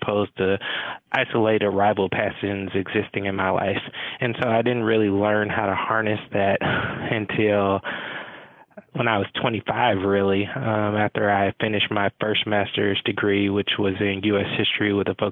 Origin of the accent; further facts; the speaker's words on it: Atlanta, Georgia, United States; Growing up in Atlanta, I really grew up in the shadows of Dr. King